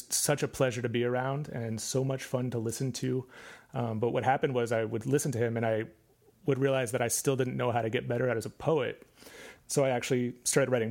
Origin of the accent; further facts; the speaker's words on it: Cohoes, New York, United States; I grew up about a mile from where I am right now, actually, in the town of Cohoes, New York